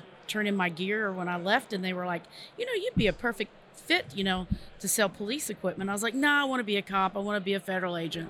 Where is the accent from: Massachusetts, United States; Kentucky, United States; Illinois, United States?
Kentucky, United States; Lexington; I'm from Lexington, Kentucky.